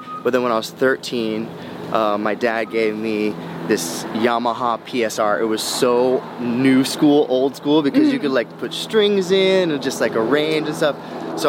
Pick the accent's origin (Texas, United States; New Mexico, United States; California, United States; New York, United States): Texas, United States; Houston; also born or lived in St. Louis; When I was growing up in the 90s, we grew up in Houston, and then we grew up in St. Louis